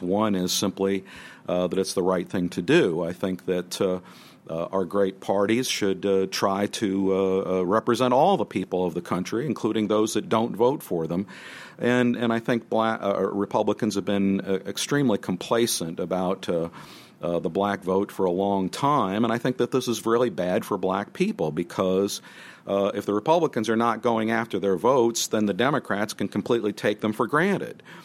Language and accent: English; New Jersey, United States; I grew up in New Jersey